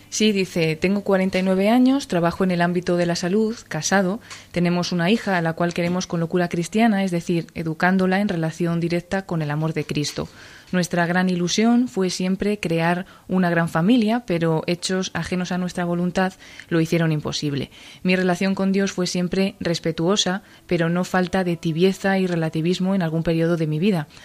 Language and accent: Spanish; Cuenca, Castilla-La Mancha, Spain; moved away as an adult; now in Madrid, Spain; soy de Cuenca, así que he pertenecido mucho tiempo al grupo de acción católica de, Cuenca. Luego ya me vine a estudiar aquí a Madrid